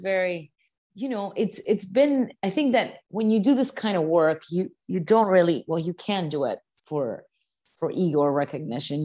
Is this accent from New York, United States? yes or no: yes; New York, United States; being a New Yorker and working in the food industry